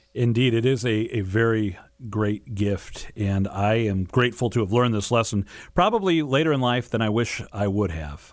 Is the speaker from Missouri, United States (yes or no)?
yes; St. Louis, Missouri, United States; here in my hometown we actually are very familiar with. We're blessed to have two basilicas um, the, the Basilica of St. Louis, King of France